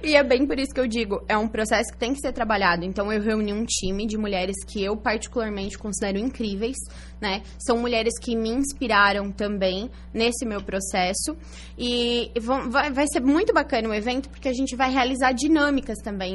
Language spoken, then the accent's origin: Portuguese; Araranguá, Santa Catarina, Brazil; moved away as an adult; also born or lived in Içara / Criciúma; eu nasci em Isara, mas nunca morei lá. Uhum. E aí morei até os meus cinco anos em Criciúma e depois vim para Araranguá. Então sou araranguaense, é, né? Então... Morei aqui até os 18 anos